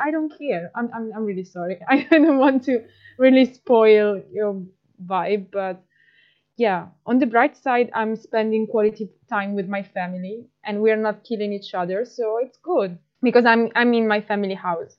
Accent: Italy; from Italy

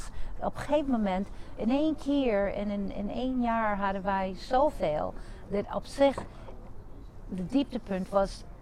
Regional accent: United States; Dutch is a second language; now in Netherlands; ik ben Amerikaans. Ik ben in Amerika geboren en getogen, maar mijn ouders, Santiago, die komen uit Puerto Rico.

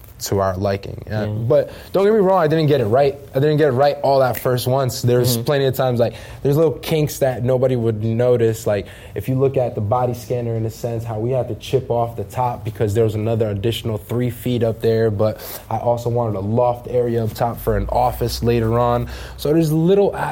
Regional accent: Jersey City, New Jersey, United States; I was born and raised in Jersey City

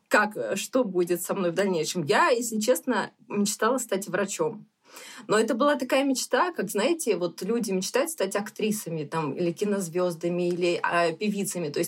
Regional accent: Odesa, Odesa Oblast, Ukraine; Ну, соответственно, мы такие одесситы коренные, я бы сказала, потому что вот э, бабушки, дедушки. И сейчас у нас в Одессе, в принципе, осталась большая часть родственников.

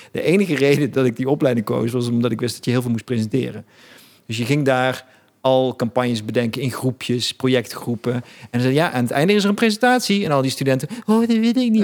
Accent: Eindhoven, North Brabant, Netherlands; Ik kom gewoon uit Eindhoven

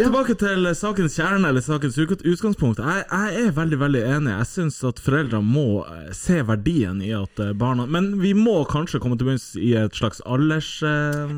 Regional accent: Tromsø, Troms, Norway; jeg er jo fra Tromsdalen

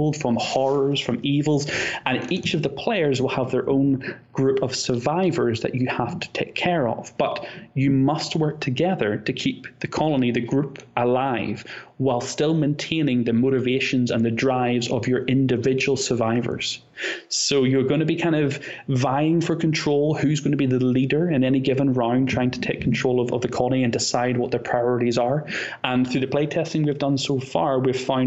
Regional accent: North Coast, Northern Ireland, United Kingdom; I am from Northern Ireland, which is part of the UK

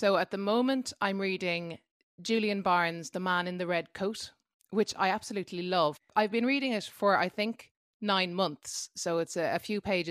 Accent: Dublin, Leinster, Ireland; I'm a singer from Dublin

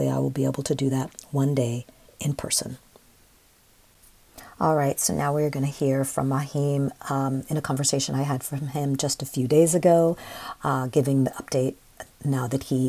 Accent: San Francisco, California, United States; I love San Francisco. It is too damn expensive. I grew up in Sunnydale Projects at the time.

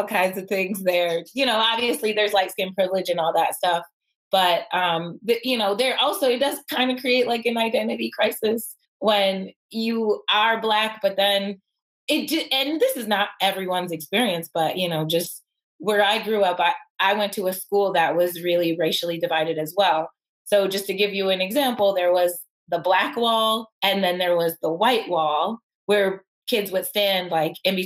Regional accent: Buffalo, New York, United States; I grew up in Buffalo

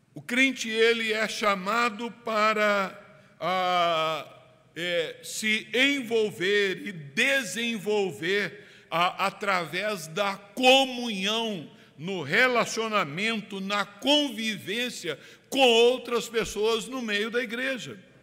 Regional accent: Brazil; Nós que somos brasileiros, calorosos

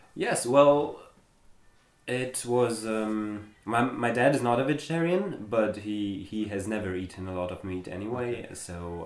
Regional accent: Germany; English is a second language; moved away as an adult; I was born in Germany and I grew up in Germany.

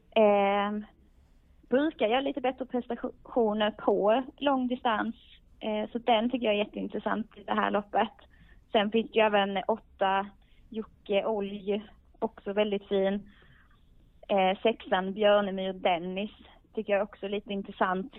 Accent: Skåne, Sweden; jag är ju skåning själv

